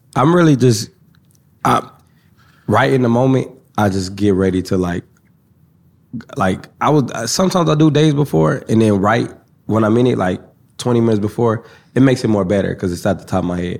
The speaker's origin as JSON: {"language": "English", "town": "Kansas City", "region": "Missouri", "country": "United States", "said": "I'm from Kansas City"}